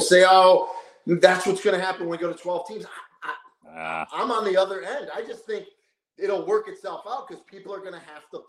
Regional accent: Florida, United States; I was from Florida

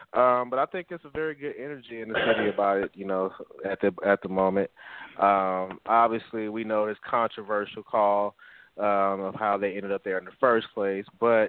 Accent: Chicago, Illinois, United States; now in Los Angeles, United States; I may live in L.A. However, I am a Chicago Bears fan. I'm from Chicago. That's my hometown.

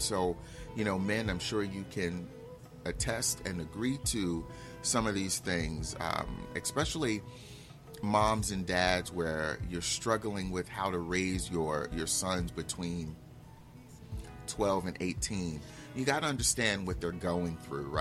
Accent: Newark, New Jersey, United States; I grew up in Newark, where most of the men at the time were men based on what they had

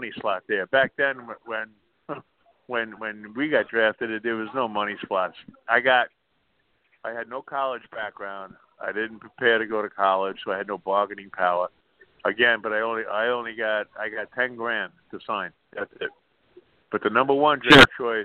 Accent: Commack, New York, United States; I grew up in Comac, which is in township of Smithtown

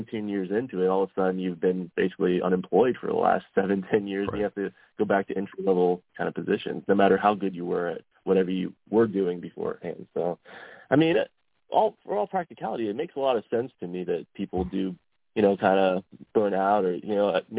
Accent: Delaware, Ohio, United States; moved away as an adult; also born or lived in Columbus, Ohio / San Diego; I grew up in Delaware, Ohio, kind of out in the farmlands

